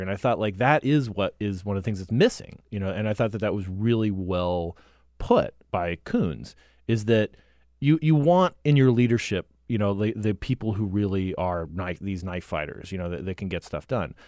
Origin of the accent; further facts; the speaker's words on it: Cottonwood, Arizona, United States; now in Washington, United States; Cottonwood, my hometown